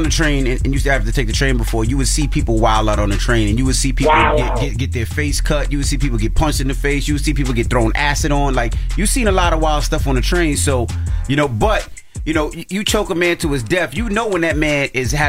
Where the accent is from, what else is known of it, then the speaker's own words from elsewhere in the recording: Queens, New York, United States; I'm from Northside, Queens. I'm from the Northside.